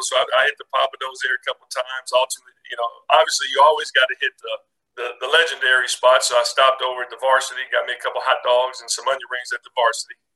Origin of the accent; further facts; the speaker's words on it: Indianapolis, Indiana, United States; when we were kids growing up in Indianapolis.